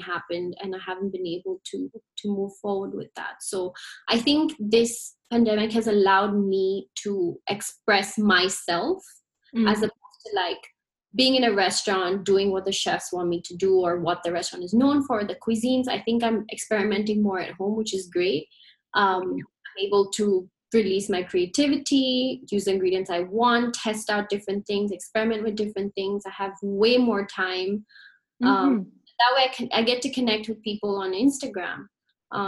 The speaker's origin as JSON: {"language": "English", "country": "Ghana", "moved": "yes", "said": "being an Indian and being from Ghana"}